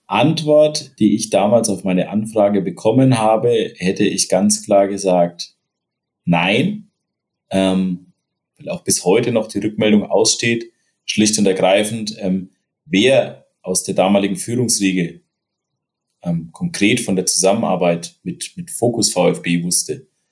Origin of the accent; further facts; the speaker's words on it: Upper Franconia, Bavaria, Germany; now in Hesse, Germany; ich bin ja Oberfranke